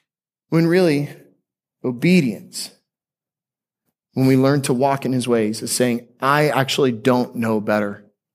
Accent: Seattle, Washington, United States; born there; also born or lived in Aurora, Colorado / Florida; One time when I was 5 years old, I was born in Seattle. I spent some time in Denver before moving to the promised land of Florida. And when I lived in Aurora, Colorado, my best friend was a guy named Jared.

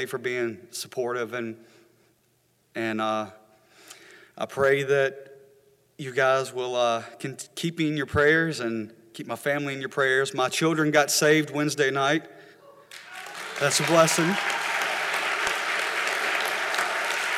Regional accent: Hillsboro, United States; I was born in Hillsboro, and I was lucky enough to have a family that was really involved in church when I was young

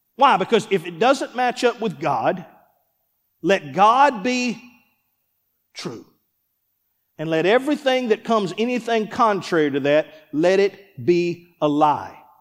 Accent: Columbus, Mississippi, United States; moved away as an adult; also born or lived in Starkville, Mississippi; now in Forest, United States; We're from Columbus, Mississippi. Starkville.

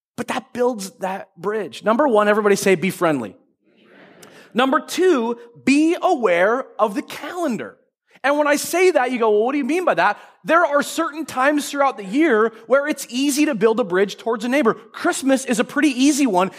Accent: Marysville, United States; growing up in North Marysville

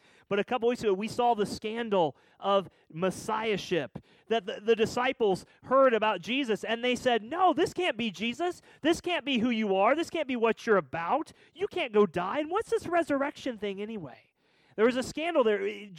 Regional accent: Missouri, United States; You know, I'm from Missouri. I played football. I like cars.

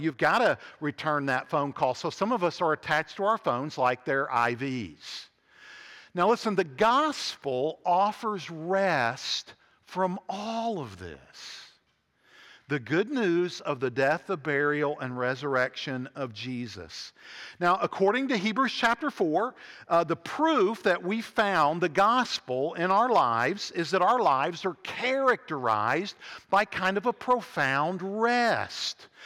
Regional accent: Huntington, West Virginia, United States; When I was growing up in Huntington, West Virginia, in the nineteen seventies

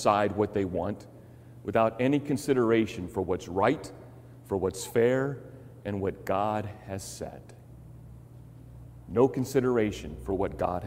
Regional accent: Chicago, Illinois, United States; Growing up in Chicago, our house that we lived in had termite problems

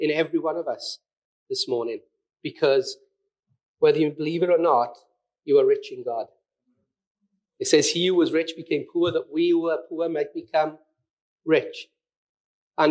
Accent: Mountain Ash, Wales, United Kingdom; I'm a valleys boy, I grew up in Mountain Ash, I've lived here all my life, I'm a valleys boy through and through

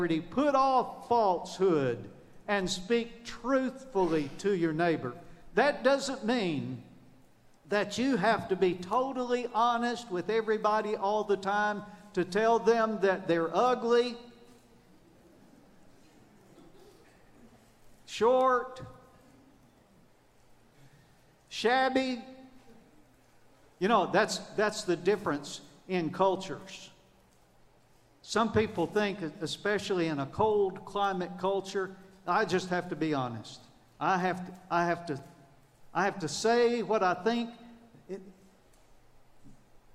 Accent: the South, United States; I'm from the South. And in the South, we say, take off the ratty

